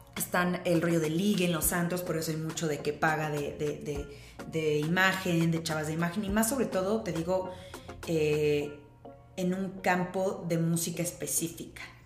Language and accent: Spanish; Cuernavaca, Morelos, Mexico; now in Mexico City, Mexico; yo soy de Morelos, bueno, crecí como mi, mi, mi infancia, adolescencia en Morelos, en Cuernavaca, soy guayaba.